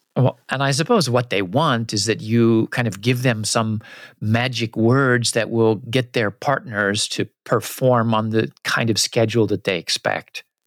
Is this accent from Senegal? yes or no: no; United States; also born or lived in Japan; what I grew up with in the US